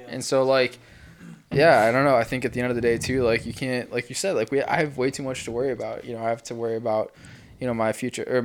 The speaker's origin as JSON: {"language": "English", "town": "Chicago", "region": "Illinois", "country": "United States", "tie": "born or raised there", "moved": "yes", "lives_now": "Ohio, United States", "said": "my hometown, Chicago"}